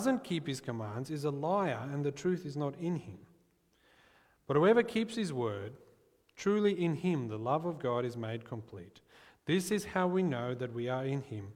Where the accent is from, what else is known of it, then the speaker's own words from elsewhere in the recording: South Africa; I'm from South Africa, and the world where I grew up, I knew that my hopes of becoming an astronaut were essentially as likely as zero. And so, growing up in South Africa